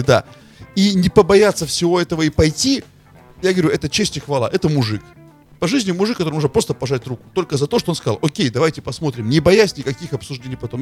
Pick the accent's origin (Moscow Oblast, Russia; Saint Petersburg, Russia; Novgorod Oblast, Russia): Novgorod Oblast, Russia; Veliky Novgorod; я из Великого Новгорода